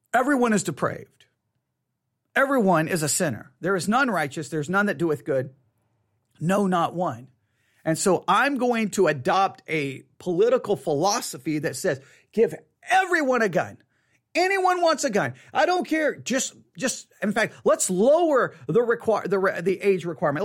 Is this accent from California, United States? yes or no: no; Texas, United States; I was born in Texas. On Texas Independence Day, for crying out loud. You can't be more Texan than being born in Texas on Texas Independence Day